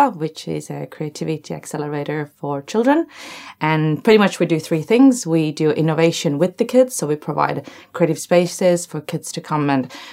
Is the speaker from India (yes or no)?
no; Estonia; now in Wellington, New Zealand; I'm from Estonia